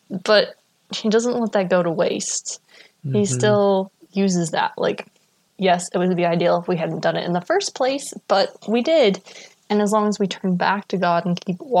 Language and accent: English; Idaho, United States; I grew up in Idaho